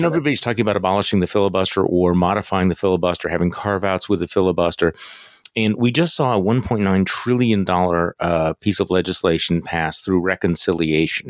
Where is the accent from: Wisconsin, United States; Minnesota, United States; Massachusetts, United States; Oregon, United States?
Wisconsin, United States; I'm from Wisconsin